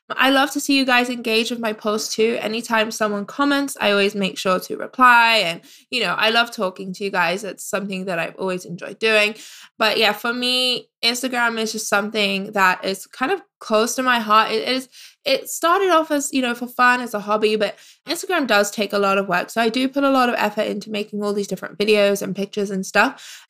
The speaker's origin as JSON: {"language": "English", "country": "United Kingdom", "moved": "as an adult", "lives_now": "Canada", "said": "I am a British expat"}